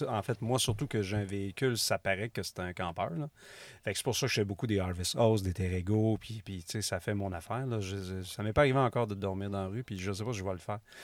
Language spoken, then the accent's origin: French; Rimouski, Quebec, Canada; Je viens de Rimouski.